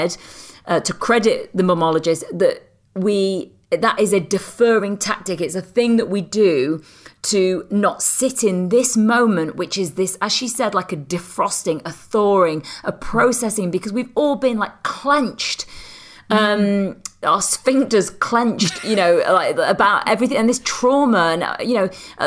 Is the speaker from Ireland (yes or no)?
no; United Kingdom; I'm British